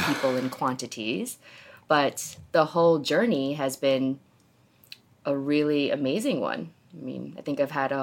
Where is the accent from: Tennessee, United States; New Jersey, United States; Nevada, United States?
New Jersey, United States; moved away as an adult; also born or lived in South Korea / New York City; now in Dallas, United States; I was born in Korea. I grew up in New Jersey, literally by the Jersey Shore